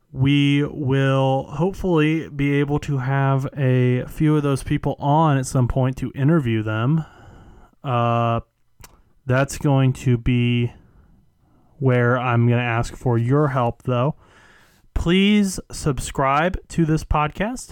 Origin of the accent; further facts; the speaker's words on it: Indiana, United States; I'm from Indiana.